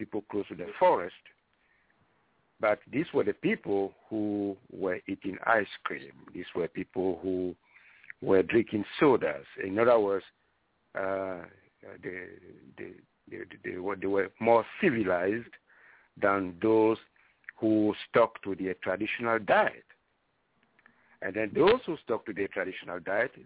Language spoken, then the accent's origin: English; Libreville, Estuaire, Gabon; moved away; I was born in Libreville, on the sea next to Libreville. So my first citizenship was that of Gabonese